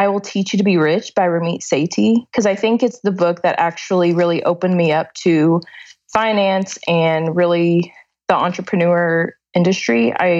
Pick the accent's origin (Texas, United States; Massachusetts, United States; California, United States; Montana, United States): Texas, United States; Pasadena; now in Deer Park, United States; Pasadena, Texas.